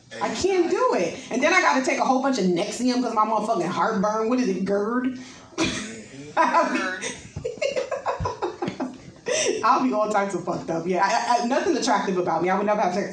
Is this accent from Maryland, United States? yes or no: no; New York, United States; now in Texas, United States; I'm from New York